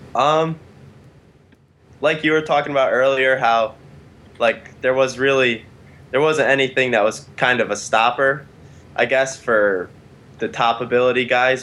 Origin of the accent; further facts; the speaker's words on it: Connecticut, United States; From Connecticut